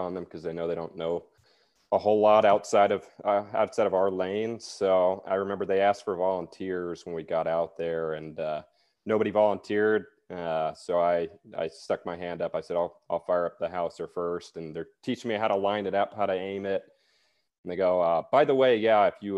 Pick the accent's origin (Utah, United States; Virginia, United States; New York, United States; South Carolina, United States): South Carolina, United States; Greenville; moved away as an adult; also born or lived in Charleston, South Carolina; originally I'm from South Carolina, born and raised in Greenville.